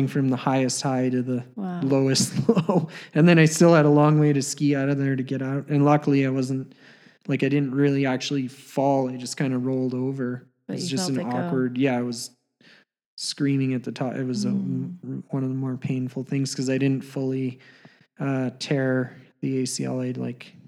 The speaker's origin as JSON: {"language": "English", "town": "Canmore", "region": "Alberta", "country": "Canada", "tie": "born or raised there", "also_born_or_lived": "Banff, Alberta", "said": "I was born in Banff, Alberta, Canada, and grew up just outside the next town over, Canmore"}